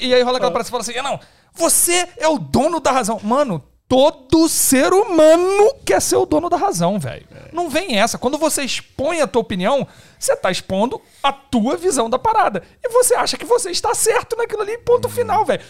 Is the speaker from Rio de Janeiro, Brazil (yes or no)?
yes; Rio de Janeiro, Brazil; now in São Paulo, Brazil; Eu sou carioca